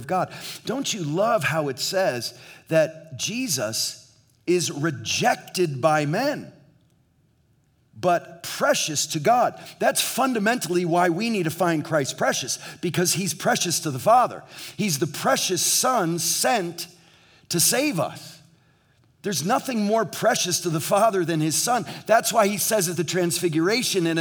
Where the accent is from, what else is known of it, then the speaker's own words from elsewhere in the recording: New England, United States; now in Southern California, United States; in New England where we grew up